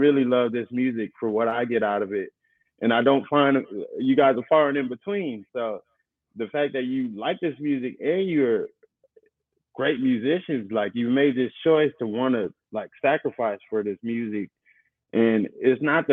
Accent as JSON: {"language": "English", "town": "Inglewood", "region": "California", "country": "United States", "tie": "born or raised there", "said": "I grew up in Inglewood"}